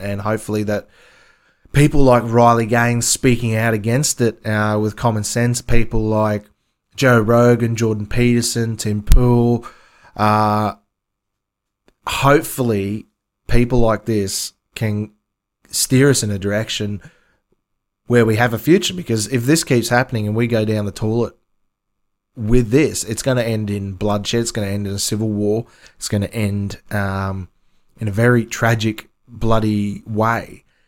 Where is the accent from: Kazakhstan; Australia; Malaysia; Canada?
Australia; I'm Australian